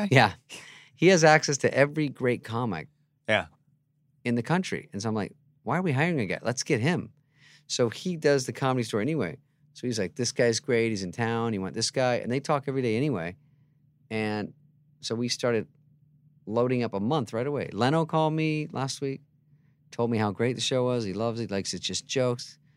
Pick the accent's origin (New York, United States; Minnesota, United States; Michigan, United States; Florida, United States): Michigan, United States; moved away; also born or lived in Scottsdale, Arizona; I'm from Michigan.